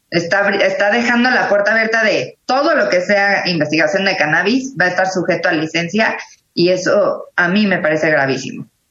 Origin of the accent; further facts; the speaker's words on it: Mexico; como mexicanos, como abogados